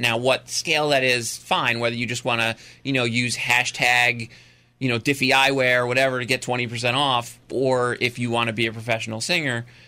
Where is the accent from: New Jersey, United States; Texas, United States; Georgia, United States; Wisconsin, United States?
New Jersey, United States; moved away; I grew up in Jersey